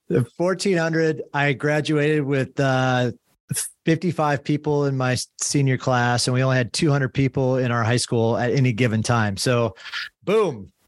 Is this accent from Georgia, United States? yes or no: no; Illinois, United States; I'm from Illinois